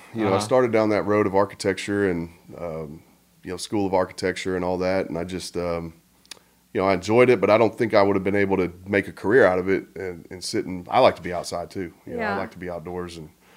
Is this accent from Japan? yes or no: yes; Okinawa, Japan; born there; I was born in Okinawa.